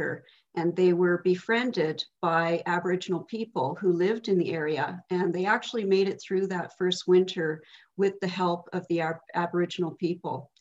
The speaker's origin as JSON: {"language": "English", "town": "Wawanesa", "region": "Manitoba", "country": "Canada", "tie": "born or raised there", "said": "Wawanisa Mutual Insurance Company, which originally started in my hometown in 1896"}